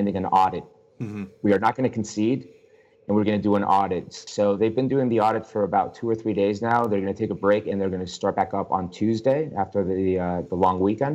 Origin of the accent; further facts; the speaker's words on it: Argentina; now in United States; I'm from Argentina.